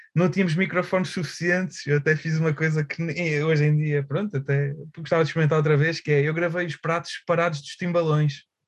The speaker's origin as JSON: {"language": "Portuguese", "town": "Aveiro", "region": "Centro", "country": "Portugal", "tie": "born or raised there", "also_born_or_lived": "Porto", "moved": "as an adult", "said": "acabei por mudar para Aveiro, uh, o sítio onde eu cresci, pronto, voltei"}